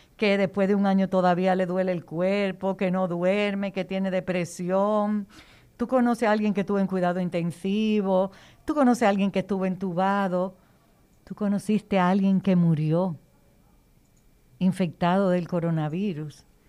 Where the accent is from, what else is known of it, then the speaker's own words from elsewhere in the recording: Baní, Peravia, Dominican Republic; Yo como vanileja